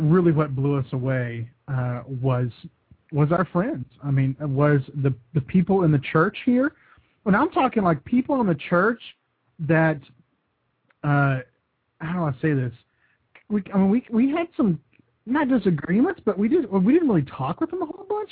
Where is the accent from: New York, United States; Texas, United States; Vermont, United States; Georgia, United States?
Texas, United States; West; moved away as an adult; now in Kentucky, United States; I'm born and raised in West Texas